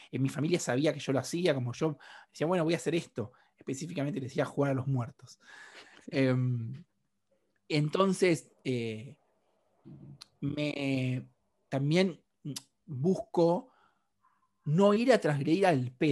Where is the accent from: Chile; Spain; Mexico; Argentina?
Argentina; hay algo donde yo soy mucho más argentino afuera de Argentina que acá adentro.